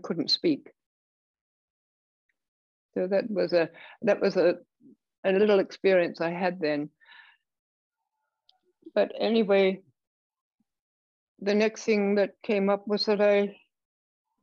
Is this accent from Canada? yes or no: no; England, United Kingdom; I was raised in England.